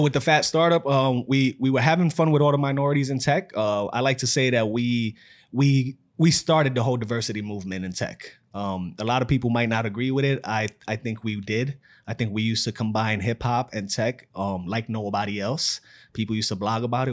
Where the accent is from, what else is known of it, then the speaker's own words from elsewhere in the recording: New York City, New York, United States; I'm from New York City, born and raised in the Bronx